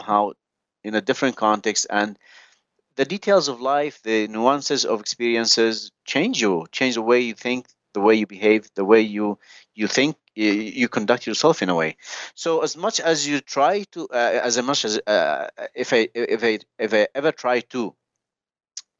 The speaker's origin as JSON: {"language": "English", "country": "Yemen", "tie": "born or raised there", "moved": "as an adult", "lives_now": "United States", "said": "I grew up in the Arab world for the first 25 years of my life"}